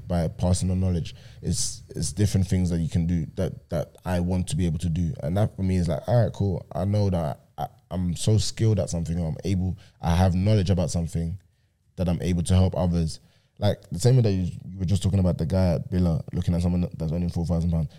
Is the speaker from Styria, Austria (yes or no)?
no; Vienna, Austria; moved away; in Vienna right now, in my hometown